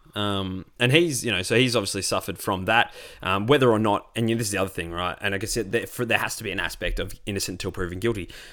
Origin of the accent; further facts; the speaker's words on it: Australia; also born or lived in Melbourne; As a white Australian